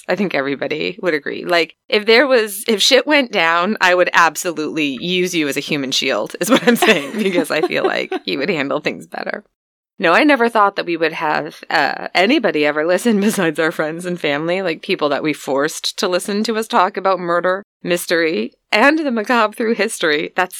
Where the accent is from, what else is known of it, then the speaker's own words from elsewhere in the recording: United States; from the U.S.